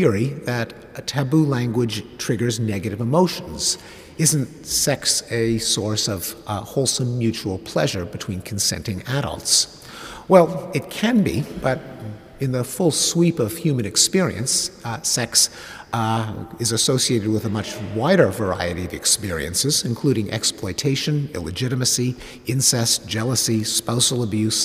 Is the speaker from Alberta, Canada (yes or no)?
no; Quebec, Canada; I grew up in Quebec, which at the time was a traditional Catholic society